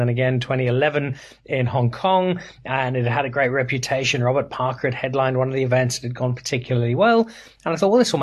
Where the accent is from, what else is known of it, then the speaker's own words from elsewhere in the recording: Zimbabwe; moved away as an adult; also born or lived in Belfast, Northern Ireland / Cape Town, South Africa; now in South Africa; I was born in Belfast. I grew up in Zimbabwe.